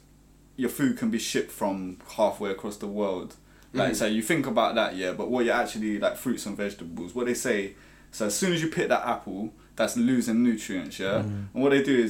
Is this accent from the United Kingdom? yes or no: yes; London, United Kingdom; I'm proud to be from, you know, Roehampton, Battersea